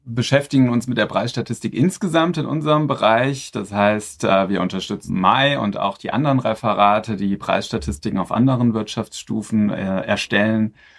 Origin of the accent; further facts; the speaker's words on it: Frankfurt am Main, Hesse, Germany; also born or lived in Berlin / Mainz; komme aus Frankfurt am Main, äh, nicht weit von hier. Dort bin ich geboren und inzwischen lebe ich da auch wieder.